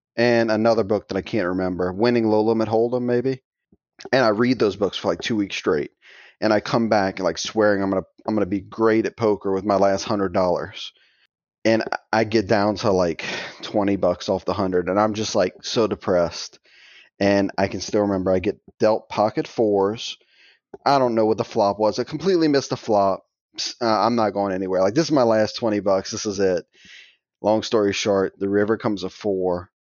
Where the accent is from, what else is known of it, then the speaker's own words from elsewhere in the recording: Thibodaux, Louisiana, United States; I'm from, um, little tiny town called Thibodeau, Louisiana. It's kinda in the middle of the swamp, more or less, south of New Orleans